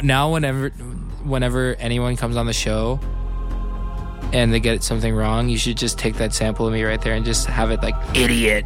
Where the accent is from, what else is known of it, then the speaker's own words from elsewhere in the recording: Tiburon, California, United States; I grew up in Tiburon, California